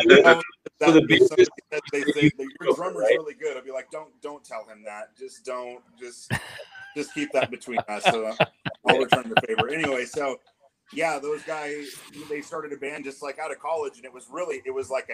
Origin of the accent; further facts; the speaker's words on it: Portland, Oregon, United States; we're all from the Portland, Oregon area